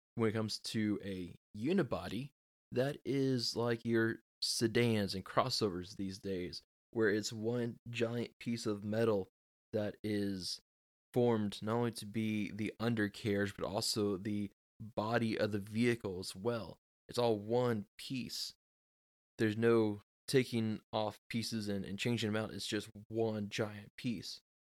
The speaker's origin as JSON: {"language": "English", "region": "Texas", "country": "United States", "said": "I am from Texas"}